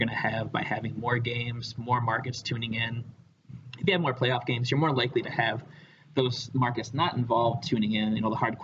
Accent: Michigan, United States; I grew up in Michigan.

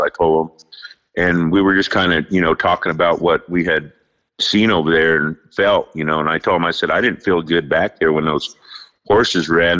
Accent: Fort Hall, Idaho, United States; I'm here in the state of Idaho, and uh, I'm Native American from Fort Hall

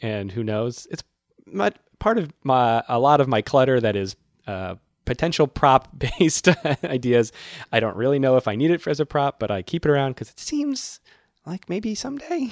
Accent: Massachusetts, United States; now in New York City, United States; I'm from Massachusetts, where it snows considerably

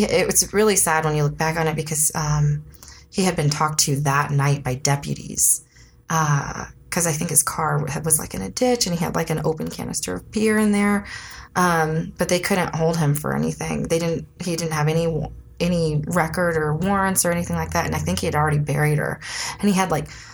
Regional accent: Elk Grove, California, United States; moved away as an adult; also born or lived in San Francisco / Novato; I'm from Sacramento. I was born in San Francisco. I spent the very beginning of my life in Novato. And then I lived until I was 18 in Sacramento. Oh, well, outside of Sacramento, actually, the suburbs, Elk Grove.

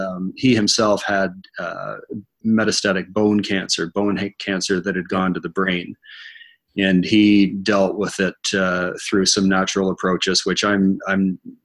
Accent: Ottawa, Ontario, Canada; now in Peterborough, Canada; born and raised in Ottawa, which is about 3 hours from here, moved to Peterborough when I was 19 to go to Trent University, married a local girl and never left

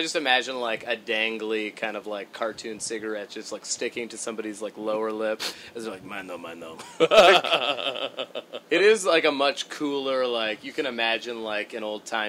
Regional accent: Los Angeles, California, United States; Yeah, I grew up in L.A.

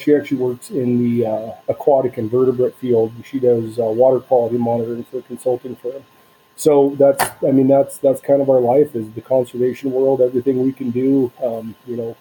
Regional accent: Southern Oregon coast, United States; moved away as an adult; also born or lived in Northern Wisconsin / Idaho; I grew up on the Southern Oregon coast

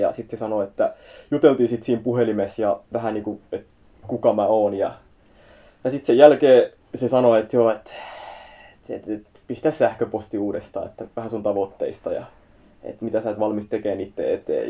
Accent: Turku, Southwest Finland, Finland; mä oon Turusta, Turussa syntynyt ja siellä on ollut aina ja kasvanut siellä

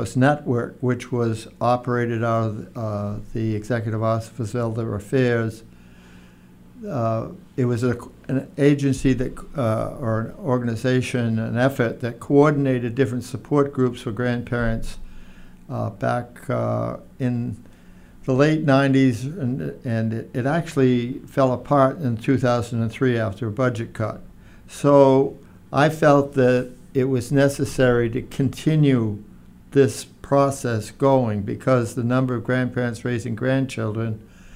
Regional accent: Attleboro, Massachusetts, United States; I grew up in Attleboro, went to Attleboro High School

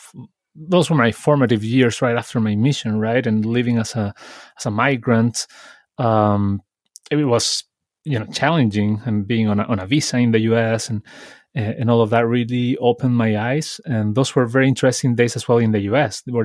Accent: Santiago, Santiago Metropolitan Region, Chile; also born or lived in Villa Alemana; I'm also from Chile, as Danny. I was born in this town, in Villa Alemana, but I grew up in Santiago, which is the capital city in Chile.

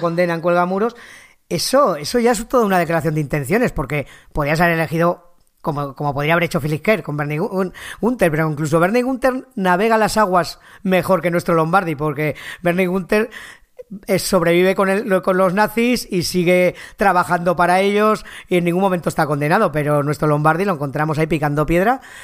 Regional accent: near Belchite, Aragon, Spain; aquí cerca de mi tierra, en Belchite

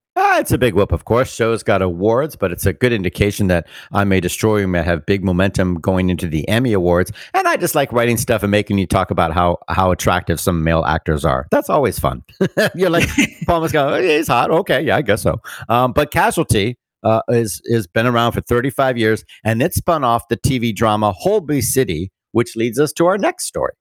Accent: Bermuda; moved away; Bermuda, my hometown

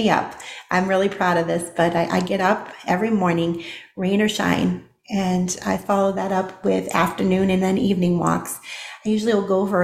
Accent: Boston, Massachusetts, United States; moved away as an adult; also born or lived in Tennessee; now in Texas, United States; I grew up in Boston, Massachusetts

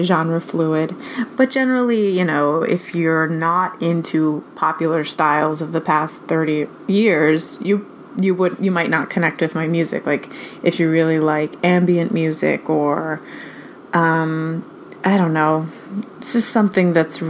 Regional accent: New York City, New York, United States; I live in New York City, and I've been here for a while. The whole time that I've been making music, I've been in New York. My parents are also from New York

